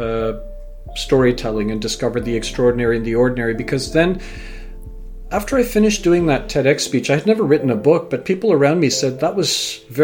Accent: United Kingdom; now in Canada; my own identity as a British-born Canadian and parents from Fiji and grandparents from India

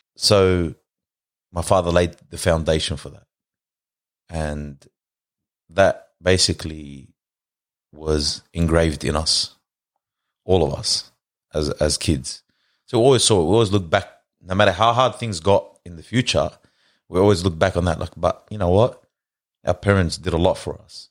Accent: Lebanon; also born or lived in Australia; moved overseas to Lebanon. In ninety-two, went to school there.

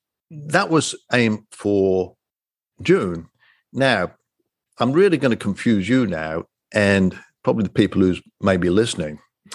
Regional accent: just outside of Coventry, West Midlands, United Kingdom; moved away; I was born and raised just outside of Coventry, but wasn't really in the true English countryside

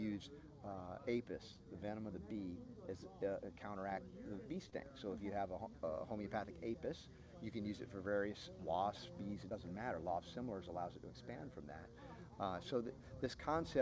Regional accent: Georgia, United States; growing up in Georgia

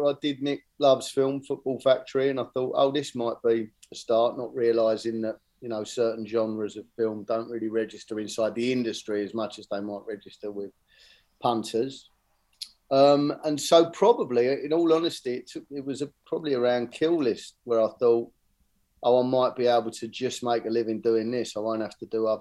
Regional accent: Bexleyheath, London, United Kingdom; I grew up in Barnhurst in Bexley Heath, and so it was, you know, the other side of London

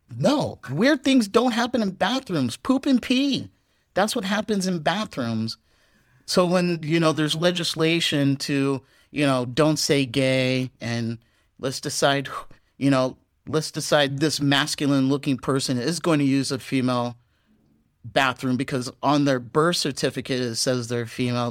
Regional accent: California, United States; moved away as an adult; also born or lived in Texas, United States / San Francisco, United States; now in Vietnam; I am from Texas originally, but a lot of my growing up did happen on the West Coast in California

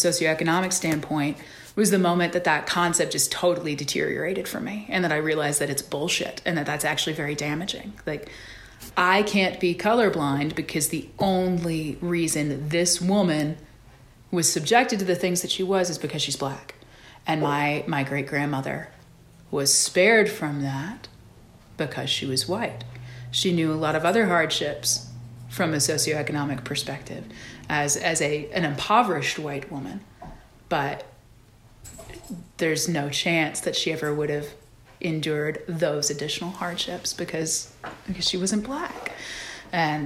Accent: Georgia, United States; also born or lived in San Antonio, Texas; I spent most of my young life, most of my formative years between three counties in Georgia

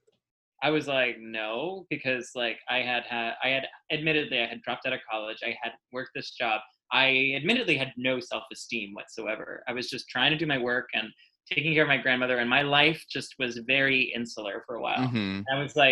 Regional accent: New York City, New York, United States; now in Staten Island, United States; I was born in Queens, raised in Queens.

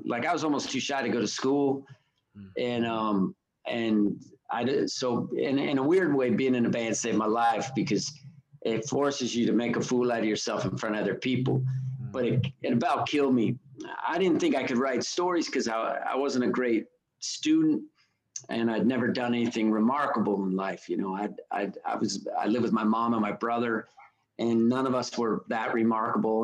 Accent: Reno, Nevada, United States; I grew up in in Reno

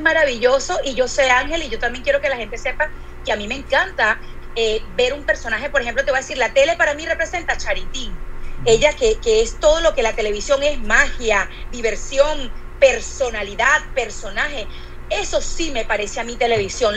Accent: Venezuela; moved away; yo vengo de Venezuela, del país donde las telenovelas recorrieron el mundo entero

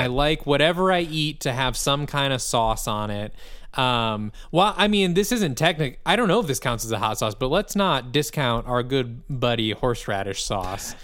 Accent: Midwest, United States; as a Midwesterner

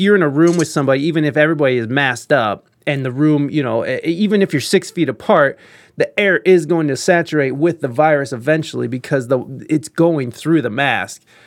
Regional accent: United States; as an American

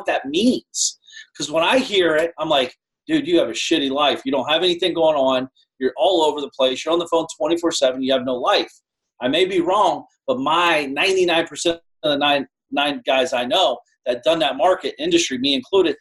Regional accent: Columbus, Ohio, United States; also born or lived in Shaker Heights, Ohio; I grew up in Columbus, near Columbus. So that's always been my market. And I live in Shaker Heights, Ohio part-time.

